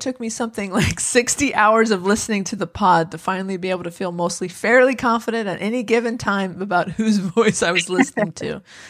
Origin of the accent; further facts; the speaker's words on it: United Kingdom; I just assumed that was because I'm British and hearing impaired.